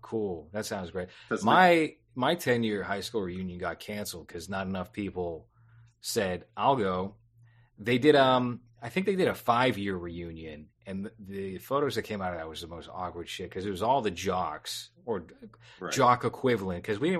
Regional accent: Boston, Massachusetts, United States; also born or lived in Quincy; I grew up in South Boston, which is pretty diverse, even though it's mostly like Irish Catholic, but you still have like a pretty prominent Black community. And then I grew up in the projects of Quincy

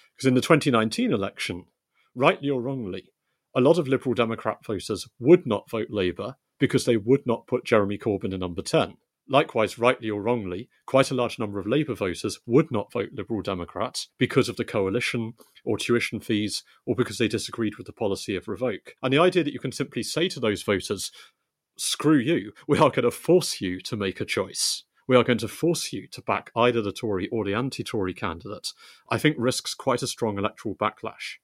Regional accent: West Country, South West England, United Kingdom; I grew up in the West Country

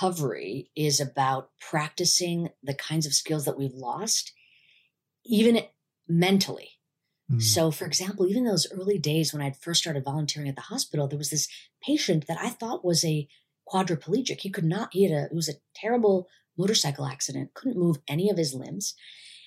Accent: United States; I'm an Indian woman living in the US

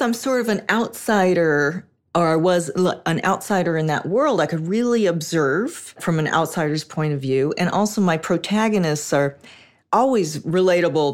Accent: Los Angeles, California, United States; I'm a native. I grew up in Hollywood

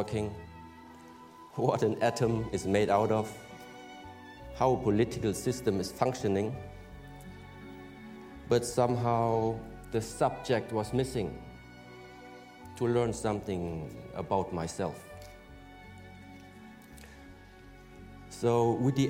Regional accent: Germany; I was born in Germany

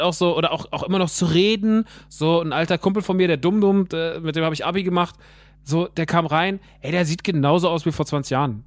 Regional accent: Rodgau, Hesse, Germany; moved away; der im Rottgau ist, in meiner alten Heimat

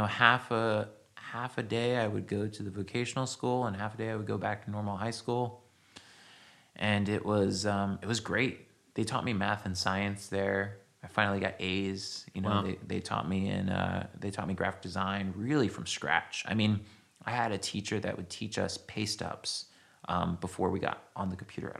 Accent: New Jersey, United States; now in San Francisco, United States; I grew up in New Jersey on the shore, and I didn't really fit into anything happening there

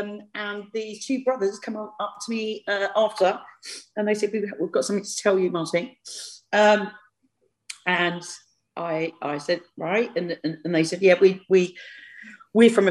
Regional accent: London, United Kingdom; I'm a Londoner.

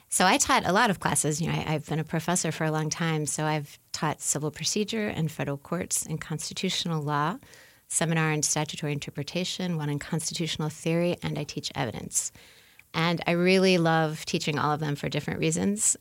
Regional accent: New Orleans, Louisiana, United States; moved away as an adult; now in Indiana, United States; I'm from New Orleans

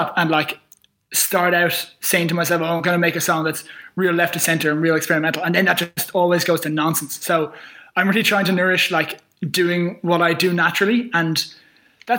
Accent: Dublin, Leinster, Ireland; I'm from Dublin

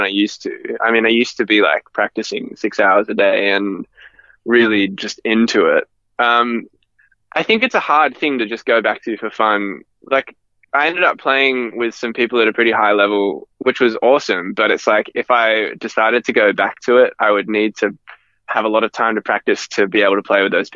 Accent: Gold Coast, Queensland, Australia; I grew up in the Gold Coast

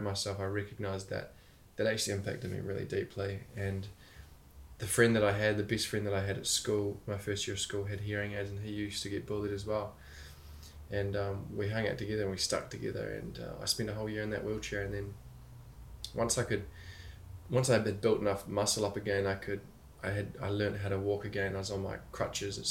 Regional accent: Christchurch, Canterbury, New Zealand; I was born in Christchurch, New Zealand, and was with my mum and dad until the age of three

